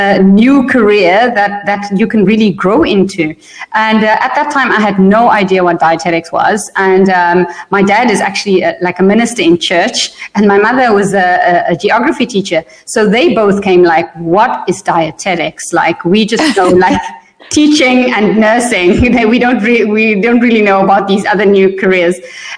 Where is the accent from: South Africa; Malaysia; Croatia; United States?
South Africa; also born or lived in Germany / Netherlands; I was born in South Africa. And then when I was four, we moved to Europe. So we lived in Germany for 3 years and in the Netherlands for 5 years. And then we went back to South Africa. I finished high school.